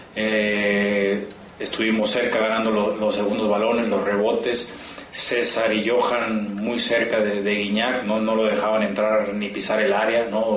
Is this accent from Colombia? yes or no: no; Mexico; así somos nosotros, mexicanos